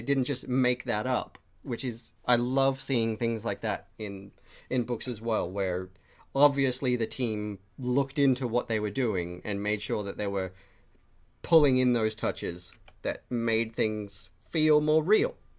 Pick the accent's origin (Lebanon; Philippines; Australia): Australia; we're both Australian